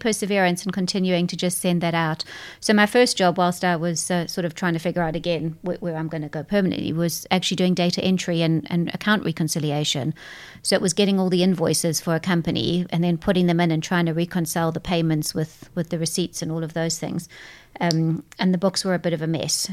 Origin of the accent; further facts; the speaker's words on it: South Africa; moved away; whilst I come from South Africa, my parents are British, so I'm a English South African person